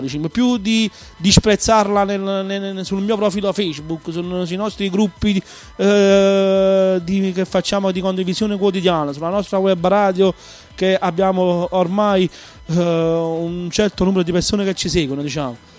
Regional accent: Naples, Campania, Italy; sono un patriota della mia terra, della mia Napoli. Sono una persona proprio che, che tiene le radici proprio alla mia città.

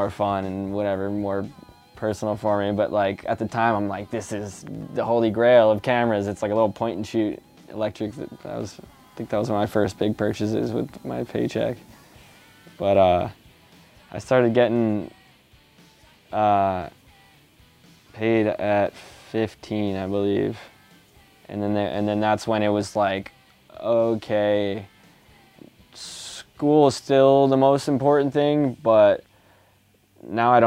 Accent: East Coast, United States; growing up on the East Coast

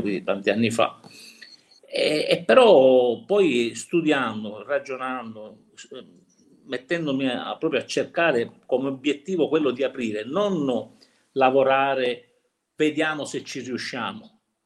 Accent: Cinisi, Sicily, Italy; Cinisi, il mio paese dove abitiamo, che è in provincia di Palermo

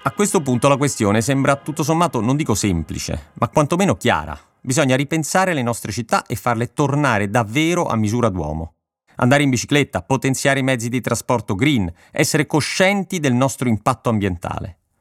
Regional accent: Rome, Lazio, Italy; moved away as an adult; now in Milan, Italy; appena mi sono trasferito da Roma

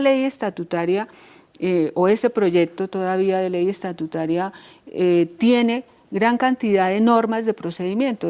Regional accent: Colombia; Nosotros, como colombianos, como colombianas

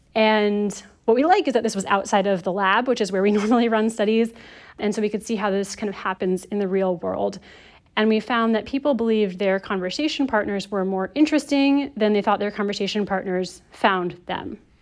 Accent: United States; I'm American

